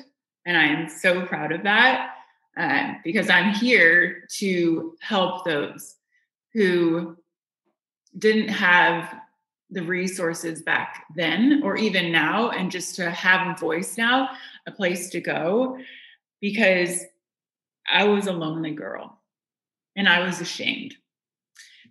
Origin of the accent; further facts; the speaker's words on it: Indiana, United States; I grew up in Indiana